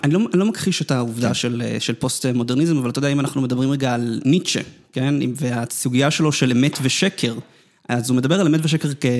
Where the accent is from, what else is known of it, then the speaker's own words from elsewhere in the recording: Netanya, Central District, Israel; אני נולדתי בדרום נתניה